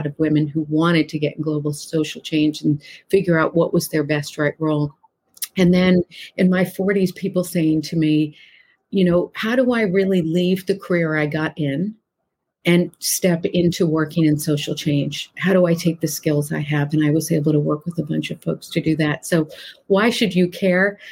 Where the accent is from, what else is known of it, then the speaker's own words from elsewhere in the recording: Massachusetts, United States; this tiny little mill town that I grew up in Massachusetts